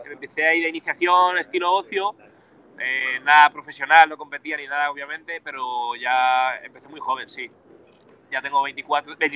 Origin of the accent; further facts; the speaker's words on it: Burgos, Castile and León, Spain; soy de Burgos